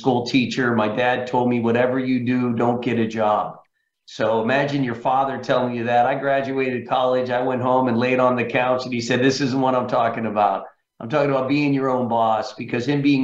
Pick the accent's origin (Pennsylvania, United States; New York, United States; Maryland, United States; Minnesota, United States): Pennsylvania, United States; central; moved away as an adult; Originally from central Pennsylvania, Frank. As such, I went to University of Pittsburgh and grew up there my first 25 years, Pennsylvania.